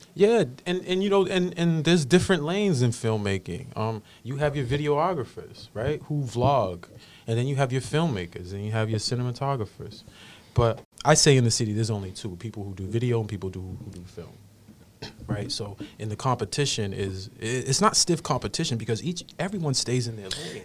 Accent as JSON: {"language": "English", "town": "Boston", "region": "Massachusetts", "country": "United States", "tie": "born or raised there", "said": "growing up in Roxbury"}